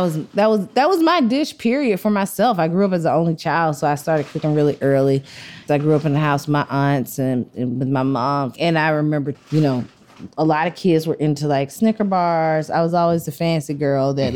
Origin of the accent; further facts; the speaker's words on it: Athens, Georgia, United States; So I grew up in Athens, mm-hmm. which is like a small college town 60 miles outside of Atlanta.